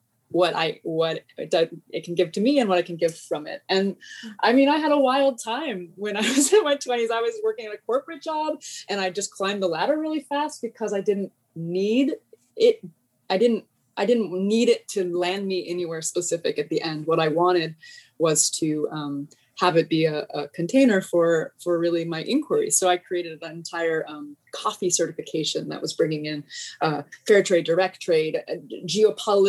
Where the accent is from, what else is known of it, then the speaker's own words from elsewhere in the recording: Los Angeles, California, United States; I grew up in Los Angeles